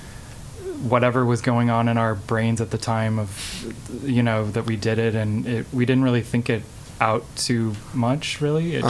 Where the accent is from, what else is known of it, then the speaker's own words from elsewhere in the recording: St. Louis, Missouri, United States; moved away as an adult; also born or lived in Chicago; now in Columbia, United States; I'm from St. Louis